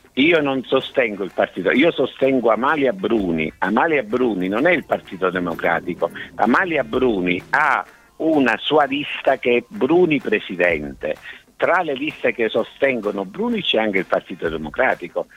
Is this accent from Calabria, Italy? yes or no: yes; Cosenza, Calabria, Italy; io sono cosentino